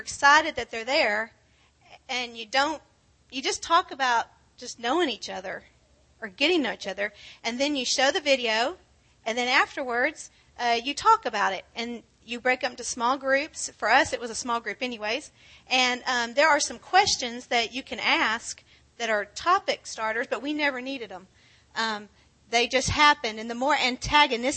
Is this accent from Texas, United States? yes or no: yes; Granbury, Texas, United States; moved away as an adult; also born or lived in Houston; We're from Granbury